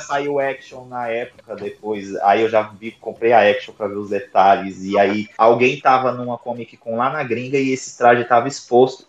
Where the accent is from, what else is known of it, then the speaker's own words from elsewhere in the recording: Brazil; eu sou do Brasil